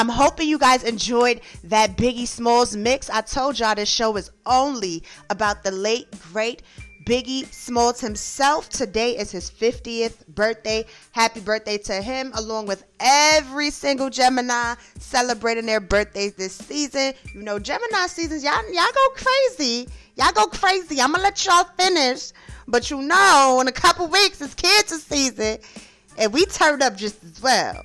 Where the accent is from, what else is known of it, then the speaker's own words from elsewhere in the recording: New York City, New York, United States; I'm from Brooklyn